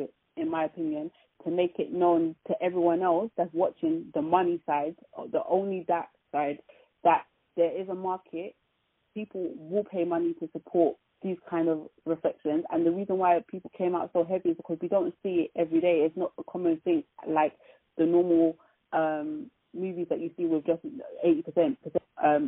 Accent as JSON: {"language": "English", "country": "United Kingdom", "tie": "born or raised there", "said": "for us British, British-born people"}